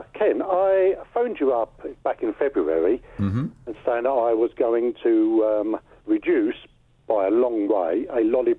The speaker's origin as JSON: {"language": "English", "area": "Devon", "region": "South West England", "country": "United Kingdom", "tie": "born or raised there", "moved": "yes", "lives_now": "Colchester, United Kingdom", "said": "I come from Devon. This is my hometown. I've known it from 60-odd years"}